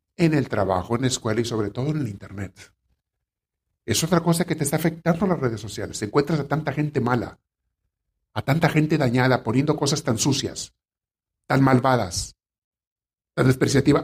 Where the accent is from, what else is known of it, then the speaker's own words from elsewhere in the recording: Mexico; A mí me tocó conocer gente en mi pueblo, en México, donde me creé niño